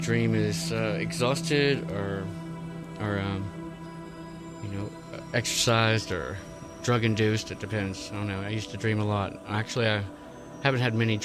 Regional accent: Florida, United States; I'm an American, and I was born in Florida

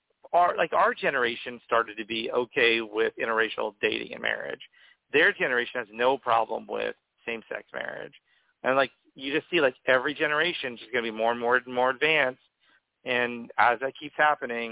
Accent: Oklahoma, United States; moved away as an adult; now in California, United States; I grew up in Oklahoma

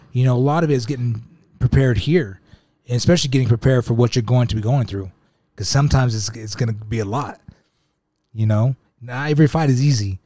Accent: Utah, United States; I'm coming from Utah

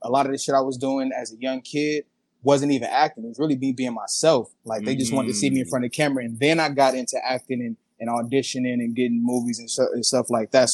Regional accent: California, United States; also born or lived in Minneapolis, Minnesota, United States; I moved to California when I was 5

